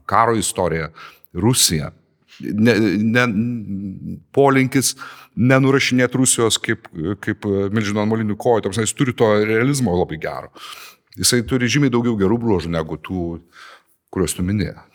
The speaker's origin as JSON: {"language": "Lithuanian", "country": "Lithuania", "said": "O mes lietuviai ar pasipriešinam sistemai?"}